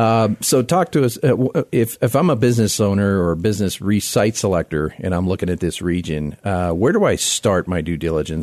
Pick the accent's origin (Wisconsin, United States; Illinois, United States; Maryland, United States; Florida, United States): Florida, United States; Miami; now in Colorado, United States; I hail from Miami, South Florida.